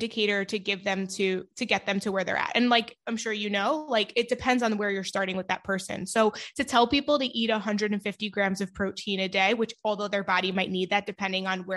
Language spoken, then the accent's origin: English; New York, United States; I'm from New York